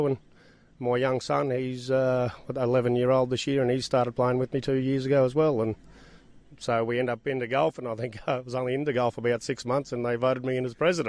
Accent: Tambo, Queensland, Australia; I'm fourth generation in Tambo.

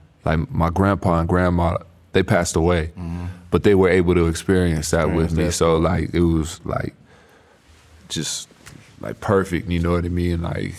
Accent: West Coast, United States; I was 18 years old. I'm from the West Coast, too.

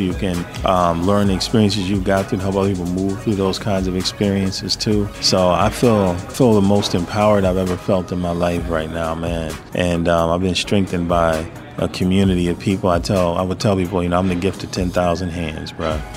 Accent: Madison, Wisconsin, United States; I only had white teachers my whole life growing up in Madison

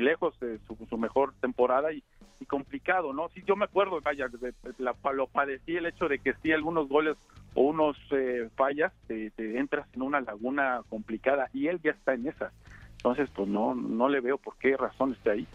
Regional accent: Mexico; nosotros como mexicanos

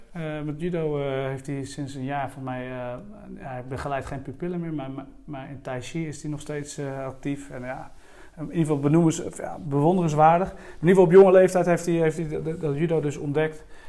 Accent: Strijen, South Holland, Netherlands; ik ben opgegroeid in de Hoekse Waard. Dat, eh, dat ligt net onder de rook van Rotterdam, een eiland eh, van Zuid-Holland.

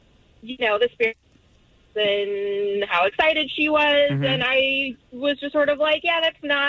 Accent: the Bible Belt, United States; now in North Hollywood, United States; I'm Jewish and I grew up in the Bible Belt.

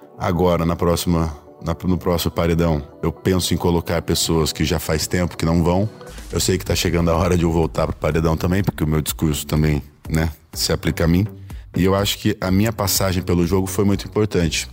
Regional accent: Curitiba, Paraná, Brazil; Sou natural de Curitiba

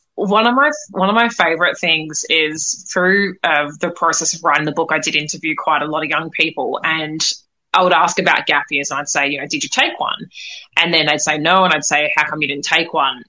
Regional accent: Australia; now in United States; I'm in the states at the moment. I grew up in Australia

